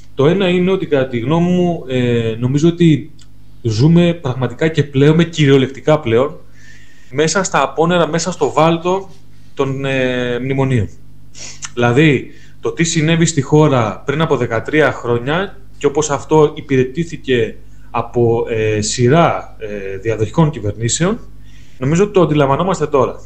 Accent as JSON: {"language": "Greek", "area": "mountains of Trikala", "region": "Thessaly", "country": "Greece", "said": "στο χωριό μου στα ορεινά των Τρικάλων"}